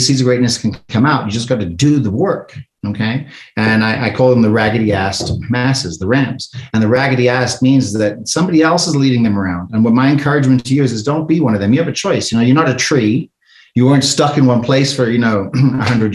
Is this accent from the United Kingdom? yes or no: no; South Africa; moved away; I'm an immigrant from South Africa. I came over here with nothing